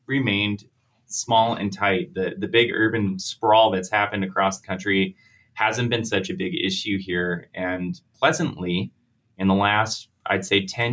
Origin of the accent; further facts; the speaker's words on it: Watertown, South Dakota, United States; also born or lived in Brookings, South Dakota / Kansas City / Seattle; I grew up in Watertown